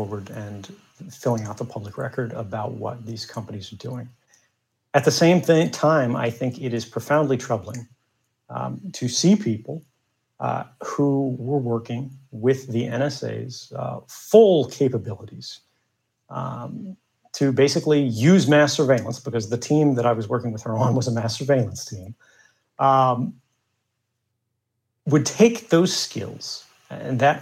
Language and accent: English; United States; moved away as an adult; now in Russia; I'm an American